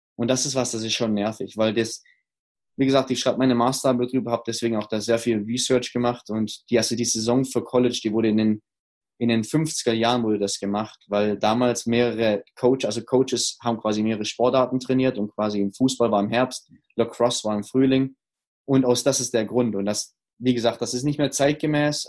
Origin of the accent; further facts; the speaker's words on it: Stuttgart, Baden-Württemberg, Germany; moved away; also born or lived in Ruhr area; meiner Heimat in Stuttgart